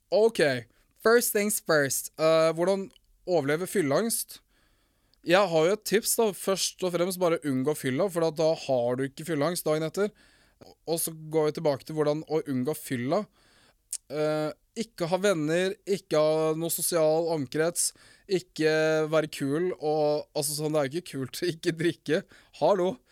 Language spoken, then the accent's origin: Norwegian; Morocco; Men ja, jeg er fra Marokko. Ikke fra Mexico. Jeg er halvt samisk og halvt fra Marokko.